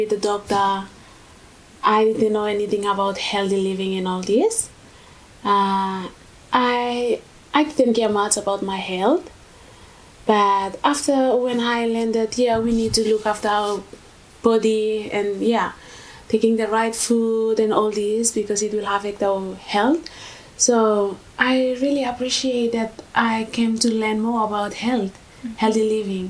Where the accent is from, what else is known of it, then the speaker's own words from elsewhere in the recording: Vanuatu; moved away as an adult; now in Australia; I'm from Vanuatu.